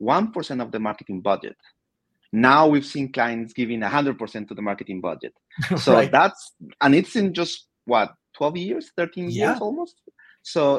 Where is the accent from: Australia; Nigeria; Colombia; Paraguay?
Colombia; moved away as an adult; also born or lived in United Kingdom; now in United States; I was born and raised in Colombia 40 years ago.